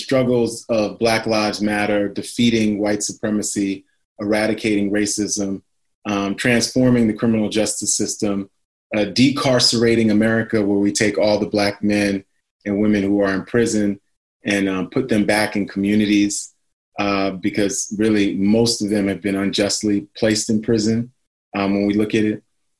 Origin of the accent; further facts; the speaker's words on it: New York City, New York, United States; I grew up in New York City.